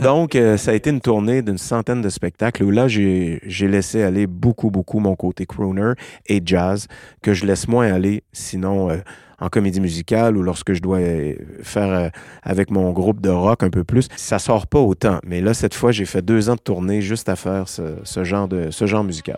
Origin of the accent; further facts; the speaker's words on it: Quebec, Canada; also born or lived in Mont-Saint-Hilaire / Paris; je suis un Québécois, euh, je vis à Mont-Saint-Hilaire, en banlieue de Montréal